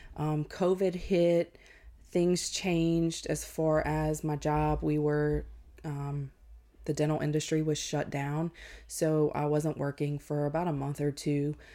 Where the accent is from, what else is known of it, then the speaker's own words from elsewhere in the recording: Ville Platte, Louisiana, United States; I was born and raised in Ville Platte, um, which is about 45 minutes north of Lafayette.